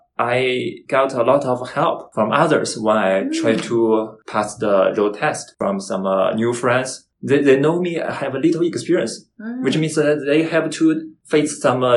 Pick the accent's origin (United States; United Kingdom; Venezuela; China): China; Beijing; English is a second language; moved away as an adult; now in Canada; I came from China, Beijing. I landed in Canada since last July, more than 1 year already.